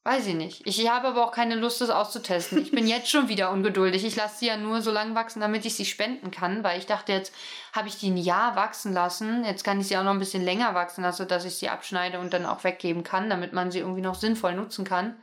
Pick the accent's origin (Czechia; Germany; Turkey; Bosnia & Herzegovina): Germany; East Germany; ich komme ja aus dem Osten